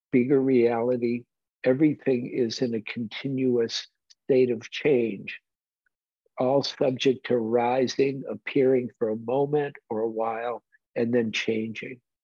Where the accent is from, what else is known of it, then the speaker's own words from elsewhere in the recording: Detroit, Michigan, United States; moved away; I grew up in Detroit like Bruce Ackley did.